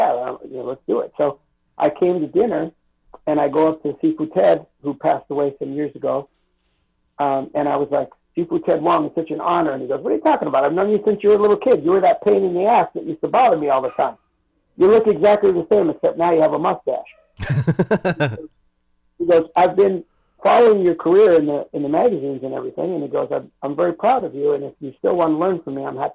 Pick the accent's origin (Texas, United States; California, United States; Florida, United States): California, United States; Los Angeles; I was born and raised in Chinatown